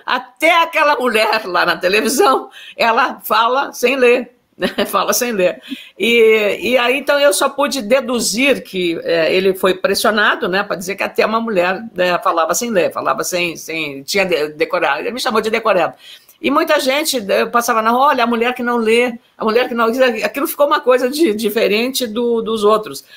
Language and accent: Portuguese; Lagoa Vermelha, Rio Grande do Sul, Brazil; eu sou a filha mais velha de, de nove irmãos, né? nasci em Lagoa Vermelha, e como eu, quando eu era, digamos, eh, criança, adolescente, eu, eu cuidava dos meus irmãos